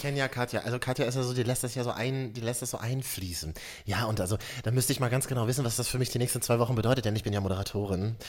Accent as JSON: {"language": "German", "region": "Berlin", "country": "Germany", "said": "mir als Berliner, ja. wir Berliner glauben ja, wir haben alles erfunden"}